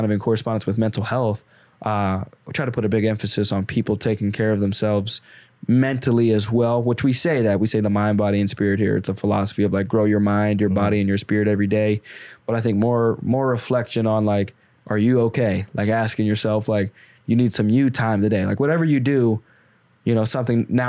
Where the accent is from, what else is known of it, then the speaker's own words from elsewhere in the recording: Arkansas, United States; I grew up in Arkansas